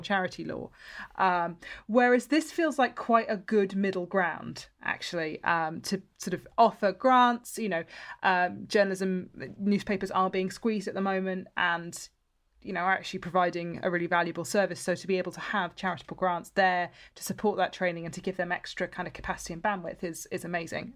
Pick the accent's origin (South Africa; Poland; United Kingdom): United Kingdom; just outside of Bristol, South West England; I grew up just outside of Bristol